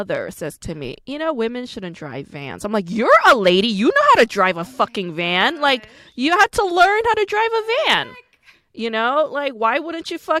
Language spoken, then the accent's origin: English; New York, United States; I grew up in New York